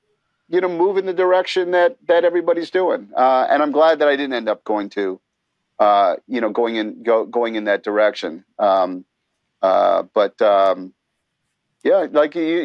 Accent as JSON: {"language": "English", "town": "Montreal", "region": "Quebec", "country": "Canada", "tie": "born or raised there", "said": "growing up in Montreal"}